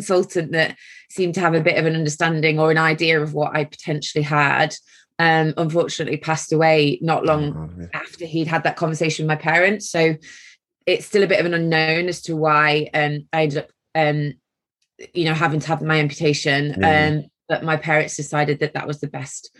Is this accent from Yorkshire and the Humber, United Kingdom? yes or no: no; Mansfield, East Midlands, United Kingdom; I was born in Mansfield in Nottinghamshire, so a Midlands girl